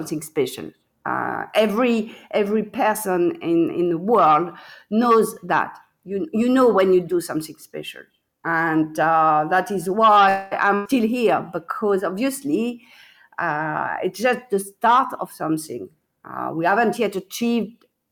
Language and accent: English; France; now in England; I am the French winemaker making wine in England